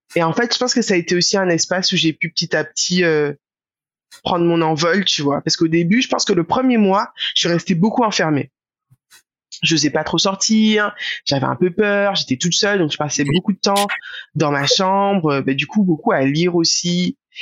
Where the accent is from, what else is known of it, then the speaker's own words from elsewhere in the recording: Guadeloupe; moved away; also born or lived in Marseille; le fait d'avoir grandi en Guadeloupe